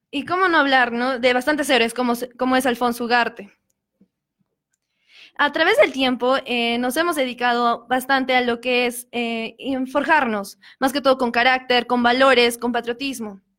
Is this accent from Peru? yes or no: yes; Peru; bastantes testimonios que tenemos como peruanos